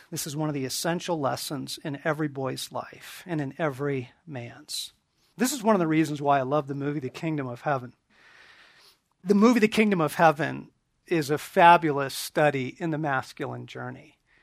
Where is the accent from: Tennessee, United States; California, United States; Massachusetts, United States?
California, United States; Southern; also born or lived in eastern Oregon; I was shipped off from Southern California and the suburbs